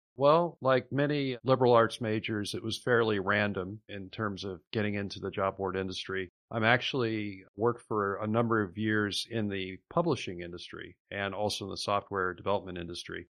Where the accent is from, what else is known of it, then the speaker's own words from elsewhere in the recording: Iowa, United States; my home state of Iowa